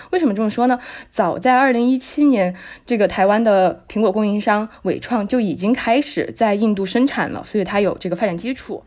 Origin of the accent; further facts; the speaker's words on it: Chongqing, China; 作为一个重庆人